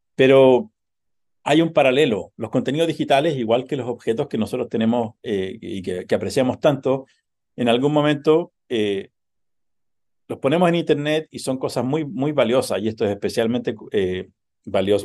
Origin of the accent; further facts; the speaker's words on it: Chile; moved away as an adult; also born or lived in United States; now in New York, United States; crecí en Chile